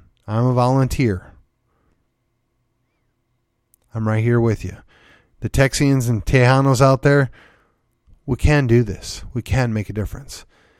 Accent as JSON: {"language": "English", "region": "Midwest", "country": "United States", "said": "I'm a transplant. I came from the Midwest. Most all of my family stock is Midwestern."}